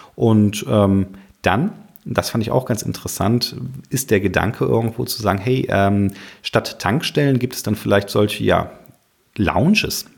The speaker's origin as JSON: {"language": "German", "area": "Cologne area", "region": "North Rhine-Westphalia", "country": "Germany", "said": "ich komme hier aus dem Rheinland, Kölner Raum"}